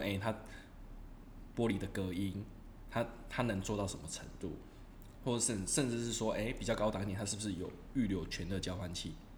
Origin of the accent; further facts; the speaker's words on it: southern Taiwan, Taiwan; moved away; 其实我老家在南部，也是从化区